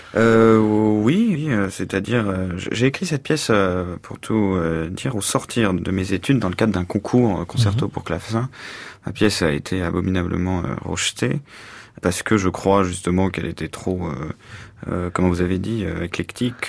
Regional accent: Paris, Île-de-France, France; also born or lived in New York, United States; je me suis découvert et européen et surtout français et même au-delà de ça euh, parisien

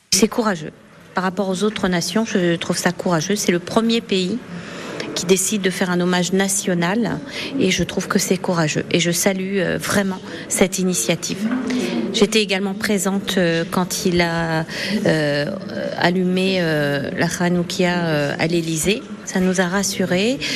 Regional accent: France; also born or lived in Rouen; Nous sommes français, citoyens français de confession juive

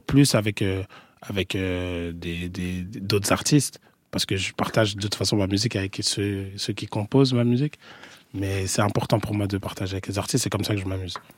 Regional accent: France; also born or lived in Senegal; je suis français, enfin, je suis vu comme français là-bas.

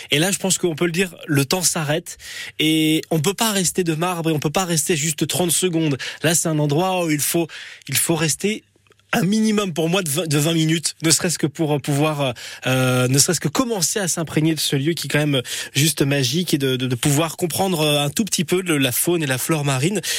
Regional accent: south of France, France; je viens du Sud. je viens du Sud sur France Bleu Nord

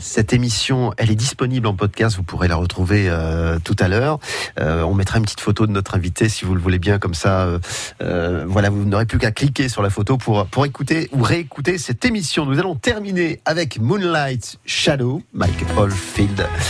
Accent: Jeumont, Hauts-de-France, France; moved away; je suis né à Jemont. Vous m'avez rappelé que j'étais né là-bas, surtout parce que j'en suis parti il y a très, très longtemps

